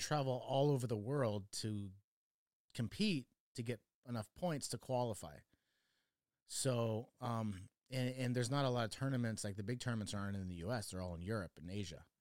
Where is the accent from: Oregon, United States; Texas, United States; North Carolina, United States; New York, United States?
Oregon, United States; also born or lived in Chicago, Illinois; I grew up in Oregon